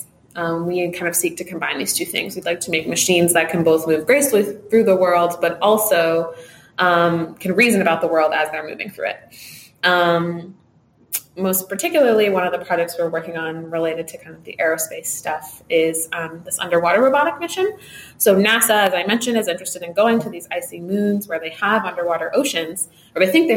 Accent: Los Angeles, California, United States; moved away as an adult; I grew up in Los Angeles, California

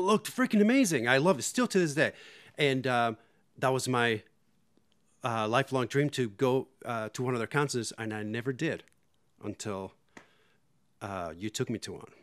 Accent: Puerto Rico; in Puerto Rico, I got into metal when I was in eighth grade or so

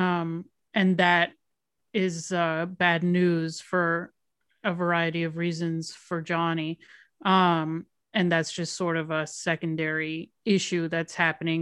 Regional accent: Miami, Florida, United States; moved away as an adult; I'm from Miami

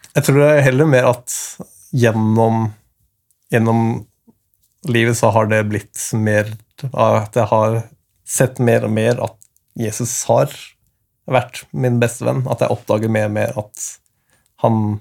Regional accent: Asker, Akershus, Norway; Jeg kommer fra Norge. Mm. Asker, som er rett ved Oslo

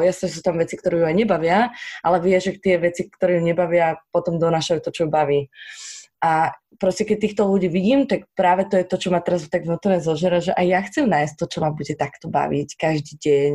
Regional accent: Slovakia; sme Slováci

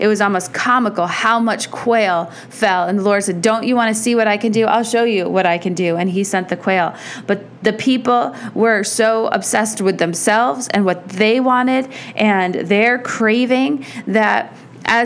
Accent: United States; for us as American Christians

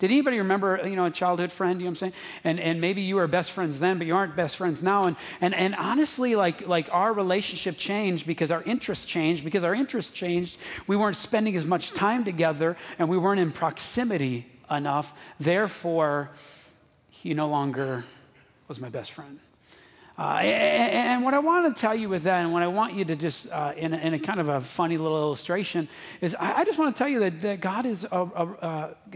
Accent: Wisconsin, United States; we're from Wisconsin

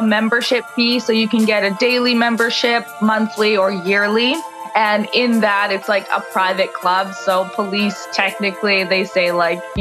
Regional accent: Edmonton, Alberta, Canada; moved away as an adult; now in Toronto, Canada; I do live in Toronto. I am originally from Edmonton

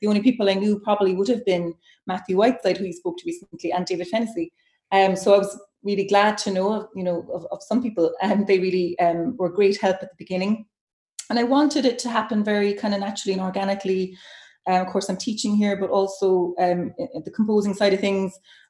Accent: Cork, Munster, Ireland; moved away as an adult; also born or lived in Dublin; now in Glasgow, United Kingdom; I moved to Dublin from Cork after my undergrad to do my master's there

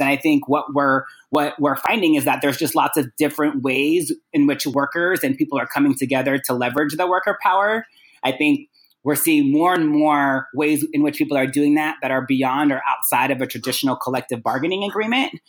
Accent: Sacramento, California, United States; also born or lived in Guam; spent my time growing up in Sacramento, California, after being born in Guam

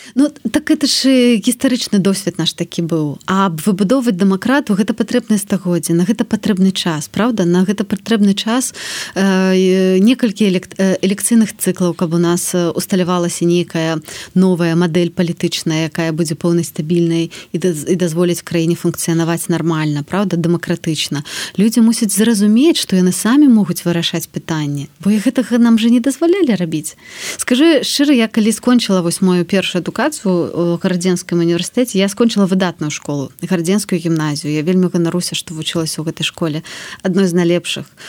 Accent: Belarus; moved away as an adult; also born or lived in Warsaw, Poland; мы беларусы

